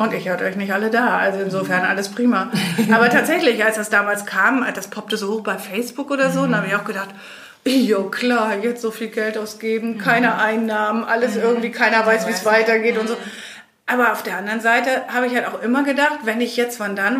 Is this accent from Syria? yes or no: no; Belgium; also born or lived in Germany; now in Spain; ich bin in Belgien aufgewachsen und bin dann irgendwann nach Deutschland gegangen